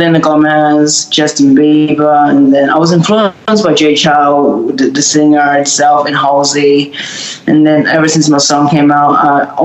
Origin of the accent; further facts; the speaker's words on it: Melbourne, Victoria, Australia; We're from Melbourne, Australia